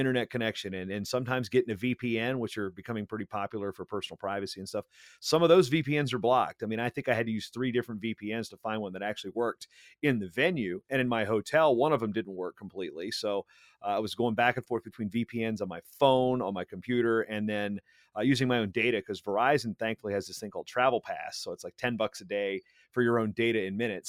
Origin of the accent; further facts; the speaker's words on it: Hampton, Virginia, United States; moved away as an adult; also born or lived in Minnesota; I ultimately grew up in that area, uh, Hampton, Newport News area